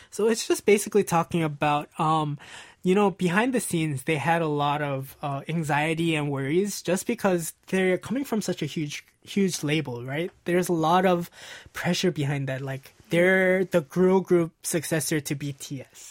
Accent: Los Angeles, California, United States; L A, which is my hometown

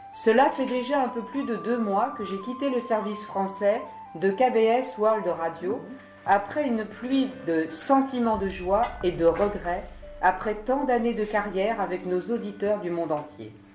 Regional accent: South Korea; moved away; descendre dans mon pays natal pour faire part de ma retraite à mes parents

